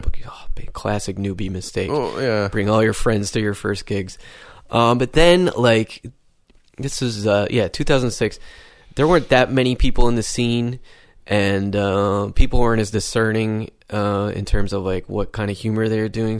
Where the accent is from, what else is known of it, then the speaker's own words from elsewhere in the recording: Syracuse, New York, United States; moved away as an adult; also born or lived in Berlin, Germany; I'm from a city called Syracuse in New York State